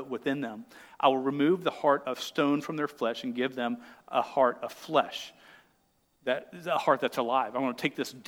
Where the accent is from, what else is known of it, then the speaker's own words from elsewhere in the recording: United States; I'm an American